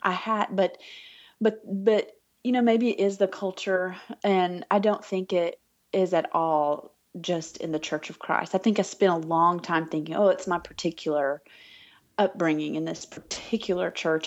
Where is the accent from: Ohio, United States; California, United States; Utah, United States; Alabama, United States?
Alabama, United States; moved away as an adult; now in Arkansas, United States; I'm from Alabama originally, and I grew up with a life centered around church and around family